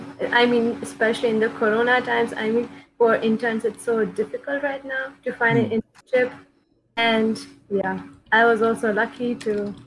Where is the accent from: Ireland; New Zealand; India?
India; moved away as an adult; now in Germany; I'm from India and I have been here in Germany for 2 years.